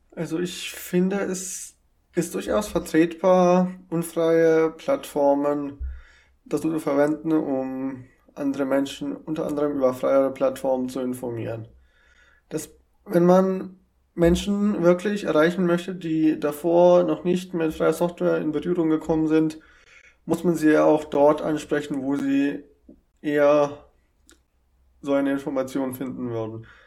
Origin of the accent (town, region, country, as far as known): Germany